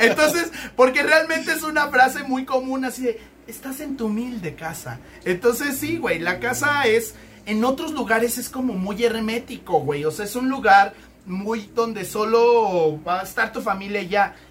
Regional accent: Mexico

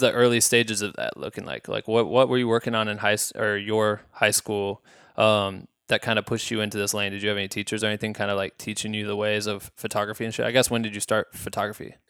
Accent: Iowa, United States; growing up in Iowa, being very close to farming too

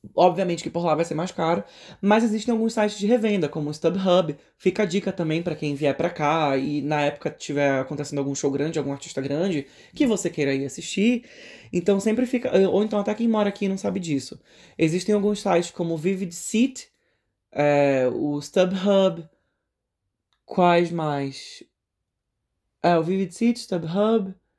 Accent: Brazil; moved away as an adult; now in Atlanta, United States; a gente é brasileiro

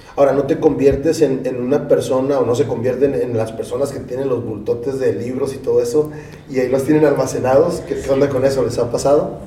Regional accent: Tijuana, Baja California, Mexico; los tijuanos hablamos más, a veces, más inglés que español

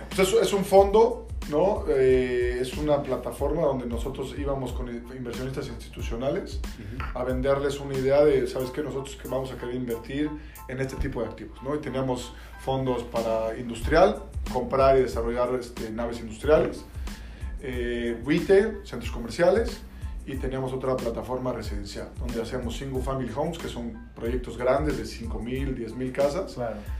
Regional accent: Mexico; moved away as an adult; yo nací y crecí en México

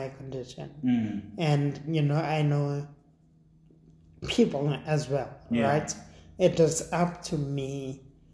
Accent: Winterveld, North West, South Africa; I grew up in Winterveld

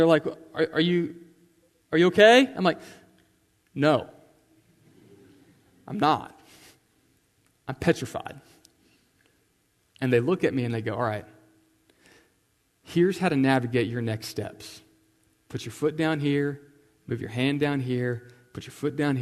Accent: Houston, Texas, United States; I'm from Houston, I'm from Flatlands

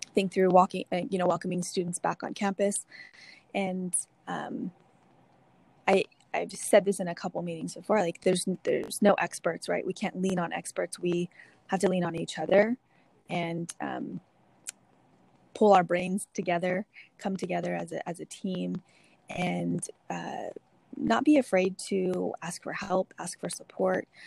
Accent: Dinuba, California, United States; I'm originally from Dinuba.

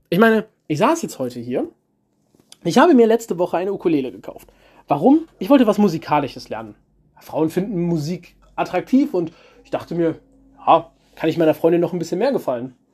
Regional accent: Eifel, Germany; Und dann habe ich gehört, das aus der Eifel, wo ich herkomme und wo noch meine Familie wohnt, ist deutlich schlimmer getroffen wurde.

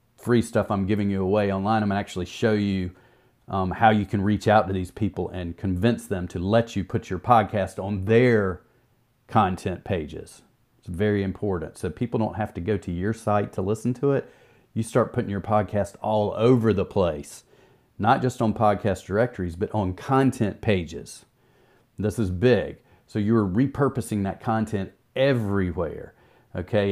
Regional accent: the South, United States; We're from the South

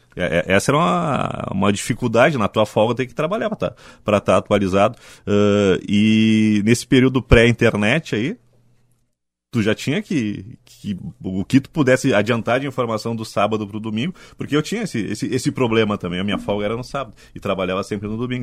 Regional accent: Ijuí, Rio Grande do Sul, Brazil; also born or lived in Canoas; now in Porto Alegre, Brazil; meu pai foi transferido para Ijuí, né? foi fazer uma representação comercial em Ijuí, a gente morou lá uh, sete anos, né? na década de 70.

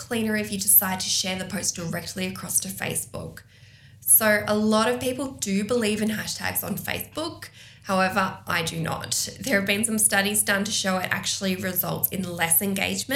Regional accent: Albury, New South Wales, Australia; I'm going to use my hometown as an example here

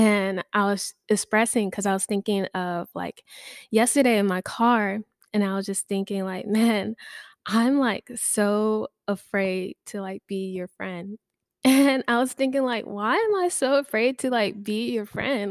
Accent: Baton Rouge, Louisiana, United States; moved away as an adult; now in Lafayette, United States; I'm from Baton Rouge, and I also came down to Lafayette for school

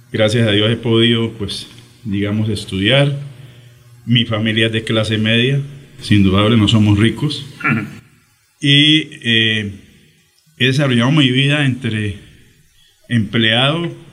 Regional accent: Bucaramanga, Santander, Colombia; born there; Los dos apellidos me identifican como familia de la ciudad de Zapatoca, pero yo nací en Bucaramanga.

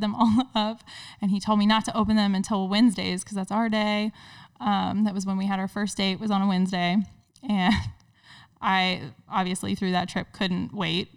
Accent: Indiana, United States; moved away as an adult; now in Cincinnati, United States; I'm originally from Indiana

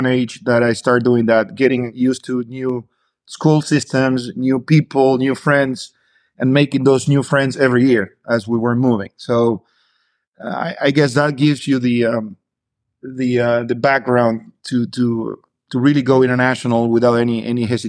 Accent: Argentina; moved away as an adult; also born or lived in Dayton, Ohio, United States / New Jersey, United States / Miami, United States / Beijing, China; now in Dubai, United Arab Emirates; I was born and raised in Argentina, so that's my hometown

